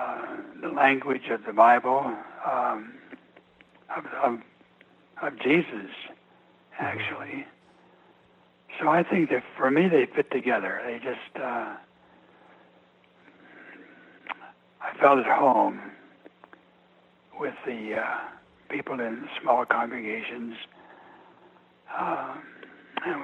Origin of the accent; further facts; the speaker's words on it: Montana, United States; moved away as an adult; also born or lived in East Coast (D.C. area); is my home country. I was born here, grew up here